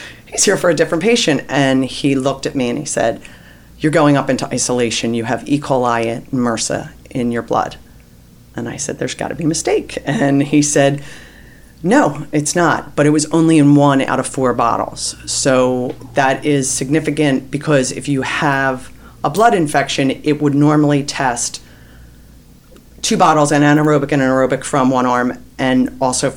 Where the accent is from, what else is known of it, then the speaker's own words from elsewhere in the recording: Narberth, Pennsylvania, United States; I'm from the Philadelphia area, Narberth, Pennsylvania